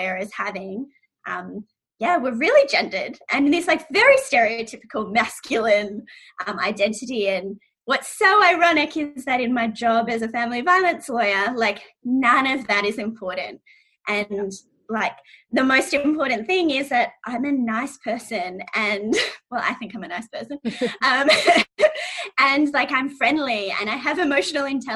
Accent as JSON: {"language": "English", "country": "Australia", "said": "I'm biracial, and so I'm Iranian Australian, and my mom is Iranian"}